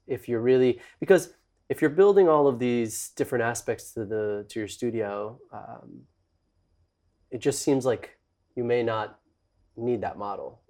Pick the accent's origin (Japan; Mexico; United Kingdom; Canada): Mexico; I grew up in Mexico